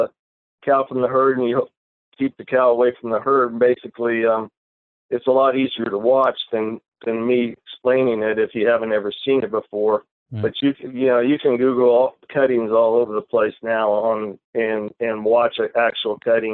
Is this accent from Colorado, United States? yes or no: no; Reedley, California, United States; also born or lived in Bay Area, California; I was born and raised in Central California, which is a little town called Reedley, California.